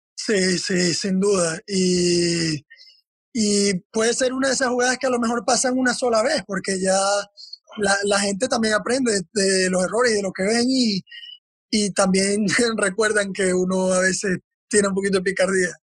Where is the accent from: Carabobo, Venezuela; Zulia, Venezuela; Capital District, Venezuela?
Zulia, Venezuela; Maracaibo; Yo estaba en el apartamento de mi hermano en Maracaibo, de donde yo soy